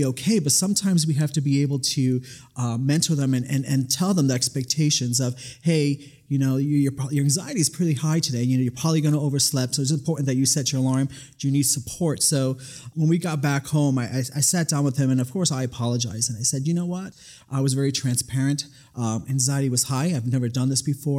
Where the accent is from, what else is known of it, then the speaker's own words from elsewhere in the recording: New York City, New York, United States; now in Nevada, United States; I was born and raised in the Bronx, New York